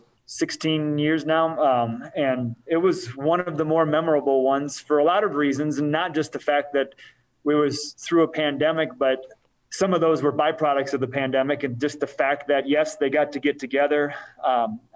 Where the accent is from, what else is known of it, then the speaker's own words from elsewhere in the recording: Rockford, Illinois, United States; also born or lived in Pennsylvania; We moved here from Pennsylvania when he got a job there. We lived in Rockford. I went to high school in Rockford